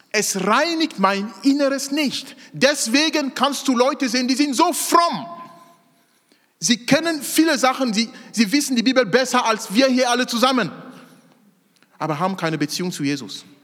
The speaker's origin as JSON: {"language": "German", "country": "Cameroon", "said": "Ich komme aus Kamerun, aus Afrika. Da gibt es bei weitem nicht so viele psychische Krankheiten wie hier."}